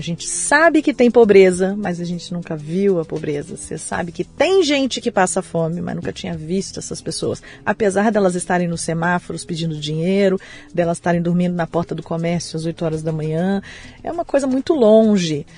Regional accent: Vitória, Espírito Santo, Brazil; Eu nasci em Vitória, no Espírito Santo

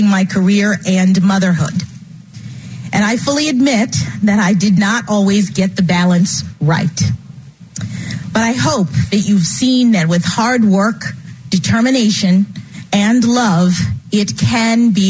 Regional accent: Washington, District of Columbia, United States; When I was born here in Washington

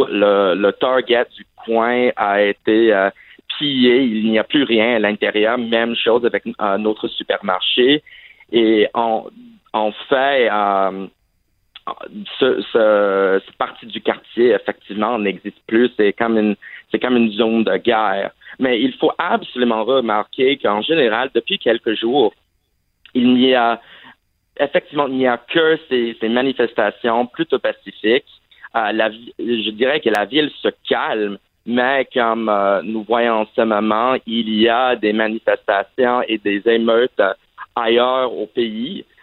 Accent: Saudi Arabia; French is a second language; also born or lived in Vermont, United States; Ah, en fait, j'ai grandi à l'étranger et euh, en fait, j'ai grandi en Arabie Saoudite, mais malheureusement, je n'avais pas l'occasion d'apprendre l'arabe.

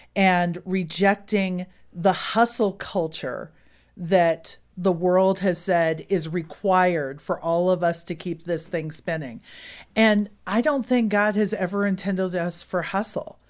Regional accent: Silicon Valley, California, United States; born or raised there; moved away as an adult

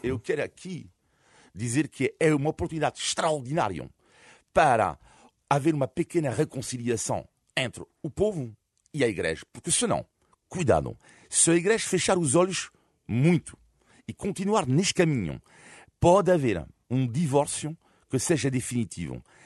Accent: Brittany, France; now in Portugal; eu sou de, fui cresci na Bretanha

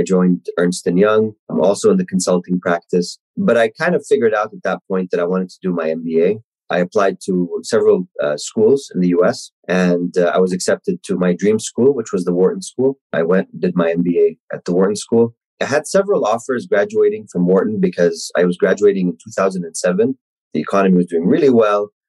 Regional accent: Kuwait; moved away; I was born and raised in Kuwait

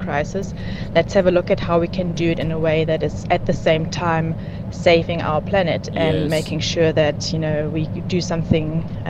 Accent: Germany; now in South Africa; I'm from Germany, and Germany has a Green Party.

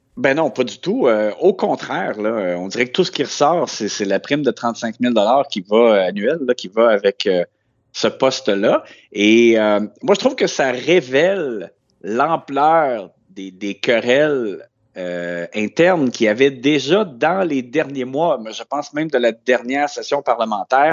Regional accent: Quebec, Canada; chez nous au Québec

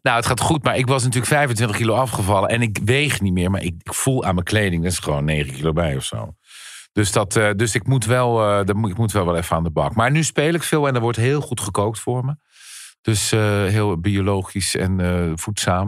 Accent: Goeree-Overflakkee, South Holland islands, Netherlands; Ik kom van de Zuid-Hollandse eilanden, Goeree Overflakkee

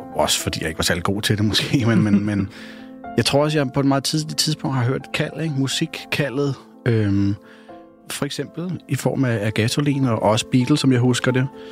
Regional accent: North Zealand, Capital Region of Denmark, Denmark; Jeg voksede op i Esbjerg, Nordsjælland, på sådan en klassisk rækkehusvej.

